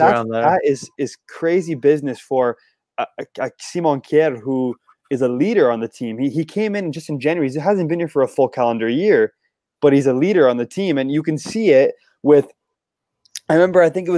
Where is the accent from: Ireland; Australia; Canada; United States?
Canada; we're Canadian